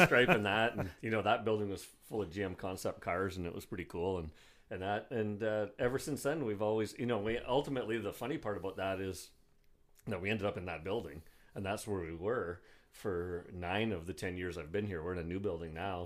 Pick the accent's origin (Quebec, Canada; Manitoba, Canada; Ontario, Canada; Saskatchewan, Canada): Ontario, Canada; Bruce Mines; also born or lived in Sault Ste. Marie, Ontario; I grew up in Bruce Mines, which is a really small town